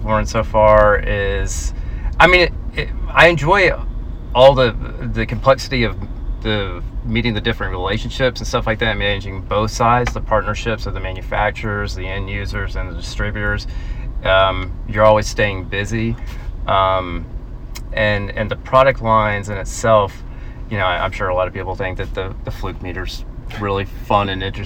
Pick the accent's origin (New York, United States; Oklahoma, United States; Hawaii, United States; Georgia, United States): Georgia, United States; I grew up in Georgia. Lived here all my life